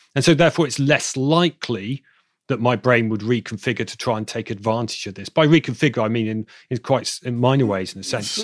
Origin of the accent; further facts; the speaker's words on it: Bristol, South West England, United Kingdom; accent: southern; now in Manchester, United Kingdom; my hometown in Bristol in the south, my, my southern accent will thicken